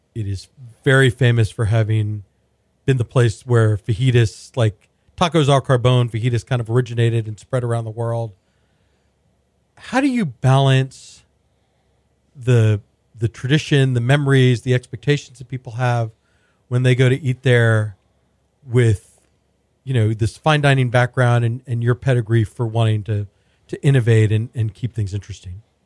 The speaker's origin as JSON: {"language": "English", "town": "Houston", "region": "Texas", "country": "United States", "tie": "born or raised there", "said": "when I was growing up in Houston in the eighties and nineties"}